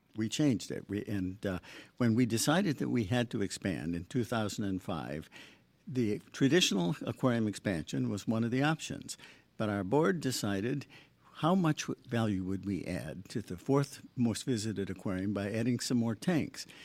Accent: Michigan, United States; also born or lived in Long Island / Boston; now in Long Beach, United States; I grew up in Michigan

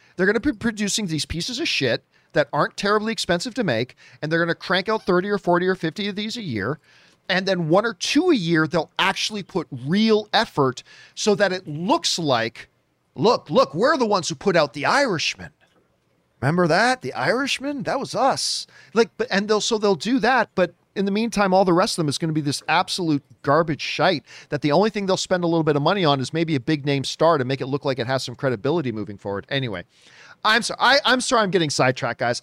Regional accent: Hamilton, Ontario, Canada; from my hometown, as a matter of fact, Hamilton, Ontario, Canada.

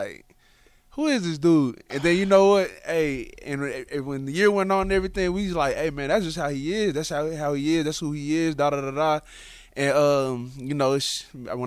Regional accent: Dallas, Texas, United States; I'm from Dallas

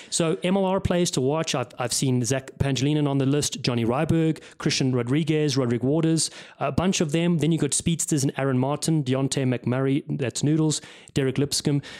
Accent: Cape Town, Western Cape, South Africa; also born or lived in Los Angeles, United States; now in Westport, United States; I grew up in Cape Town

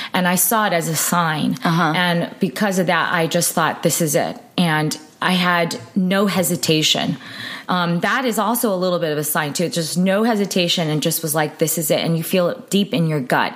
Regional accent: United States; being Asian American

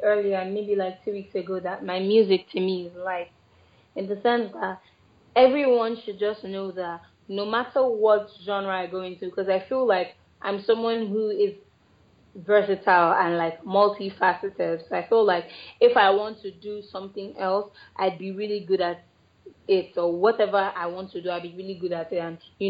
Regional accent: Lagos, Nigeria; born there; now in Abuja, Nigeria; Which is actually funny because I was born in Lagos. I'm a Lagosian by birth.

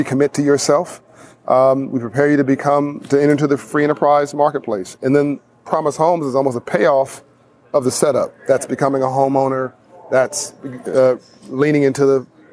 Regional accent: Compton, California, United States; I grew up in South Central LA in Compton, California

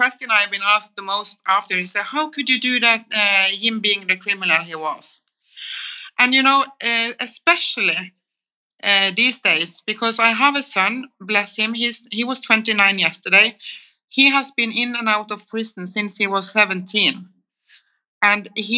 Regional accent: Kristiansand, Agder, Norway; when I grew up in Kristiansand

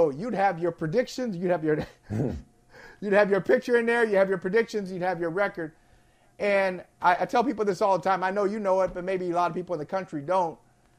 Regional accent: Akron, Ohio, United States; moved away; growing up in Northeast Ohio as I did

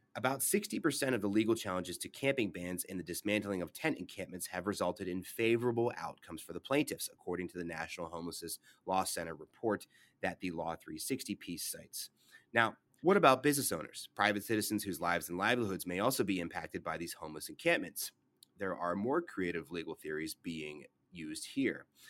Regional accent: Pittsburgh, Pennsylvania, United States; my hometown of Pittsburgh

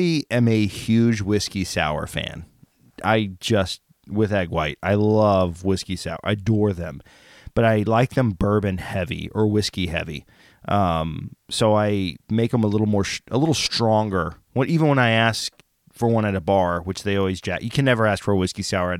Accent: Oklahoma, United States; I'm from Oklahoma

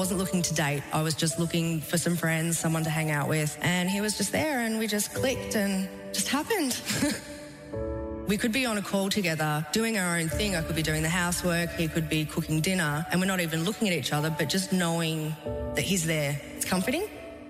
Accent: Clyde, Australia; I'm 33 from Clyde

